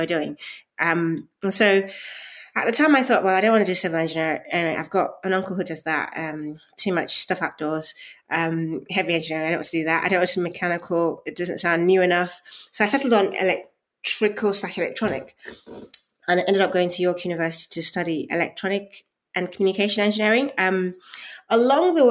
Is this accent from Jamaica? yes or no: no; Nigeria; I was born in Nigeria